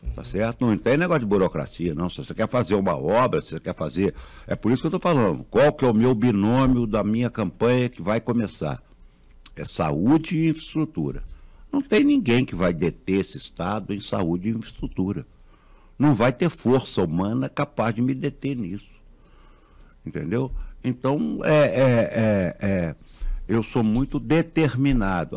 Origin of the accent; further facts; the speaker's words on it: Minas Gerais, Brazil; nós, mineiros